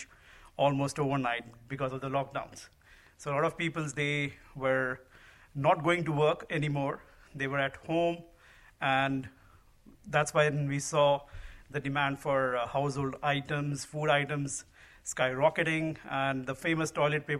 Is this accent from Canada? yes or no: no; India; moved away as an adult; also born or lived in Dallas, Texas; now in United States; I grew up in India